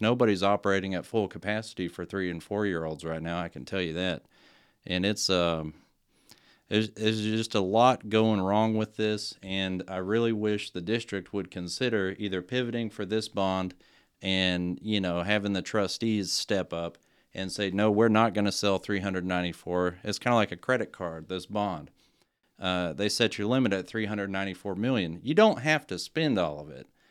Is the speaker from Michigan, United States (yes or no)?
no; GISD area, Texas, United States; I'm a product of G H S. This is my hometown